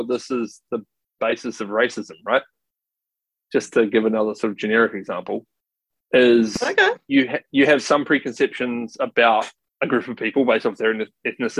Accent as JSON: {"language": "English", "country": "New Zealand", "moved": "yes", "lives_now": "Australia", "said": "I think of myself as a Kiwi"}